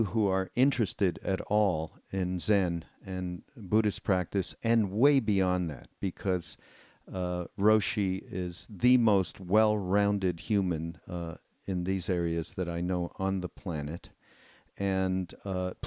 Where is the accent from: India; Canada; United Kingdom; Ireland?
Canada; now in United States; I come from Canada